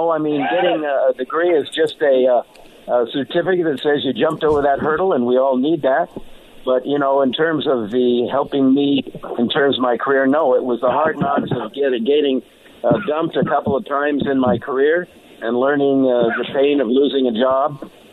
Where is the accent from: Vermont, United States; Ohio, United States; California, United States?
California, United States; Bay Area, Northern; moved away as an adult; now in Southern California, United States; I grew up in the Bay Area up in Northern California, you know, so I'm an old, Raiders and 49er fan from a little kid. And, went to, through high school up in that area. So I know the Bay Area well.